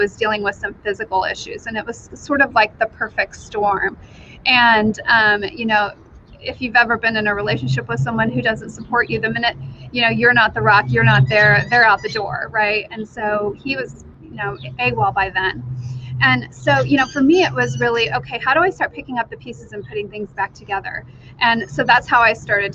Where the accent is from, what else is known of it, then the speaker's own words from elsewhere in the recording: Wyoming, United States; now in Idaho, United States; I currently live in Idaho. Originally, I grew up in Wyoming, so not too far away from Idaho